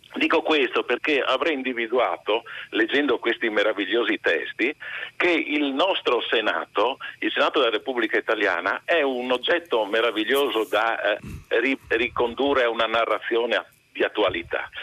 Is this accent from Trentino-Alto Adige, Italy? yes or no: no; Friuli-Venezia Giulia, Italy; io friulano